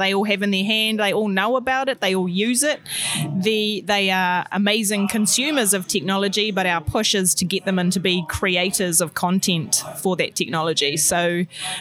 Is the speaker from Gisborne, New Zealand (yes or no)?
yes; Tairāwhiti, Gisborne, New Zealand; born and bred in Tairāwhiti